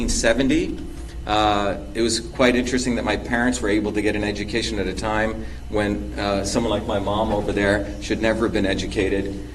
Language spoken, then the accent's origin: English; India; also born or lived in Mumbai, India; now in Boston, United States; I was born in Bombay, India